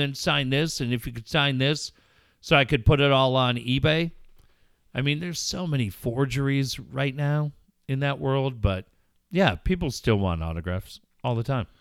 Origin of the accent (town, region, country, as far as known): Richfield, United States; born or raised there; moved away; also born or lived in North County San Diego / Solana Beach